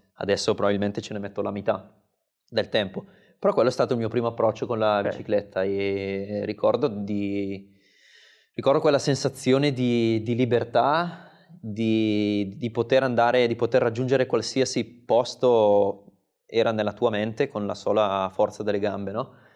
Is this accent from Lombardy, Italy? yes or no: yes; Seriate, Lombardy, Italy; di Seriate, il mio, il mio paese natale dove poi ho trascorso mm, tutti i pomeriggi o quasi fino ai 18-19 anni